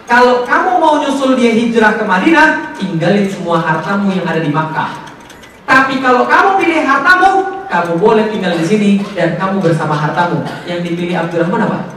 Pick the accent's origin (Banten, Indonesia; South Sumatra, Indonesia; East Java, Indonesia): South Sumatra, Indonesia; Palembang; Saya orang Palembang, ngomong pakai bahasa Palembang.